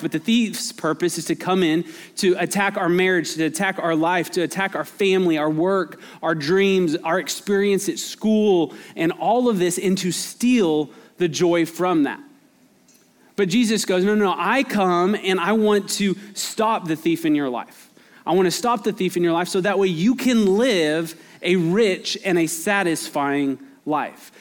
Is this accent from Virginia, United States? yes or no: no; Albuquerque, New Mexico, United States; now in Texas, United States; I grew up in Albuquerque